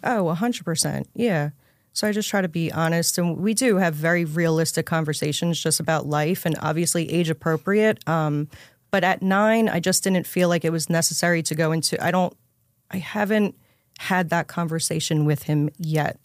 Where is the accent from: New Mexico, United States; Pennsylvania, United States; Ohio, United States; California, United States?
Pennsylvania, United States; Levittown; also born or lived in New Jersey; I'm from Levittown, Pennsylvania, which is just sh, right outside of Philly.